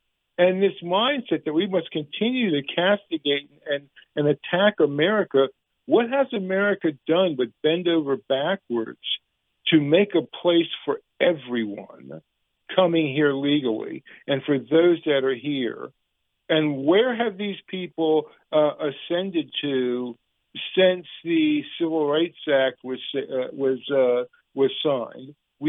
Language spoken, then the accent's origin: English; United States; And this is my country. I'm not a color. I'm an American.